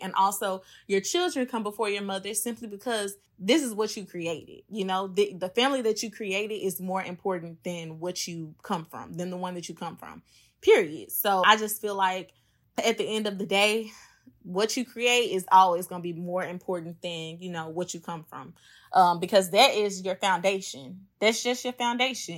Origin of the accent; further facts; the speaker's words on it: Memphis, Tennessee, United States; now in New Orleans, United States; I'm originally from Memphis, but I currently am living in New Orleans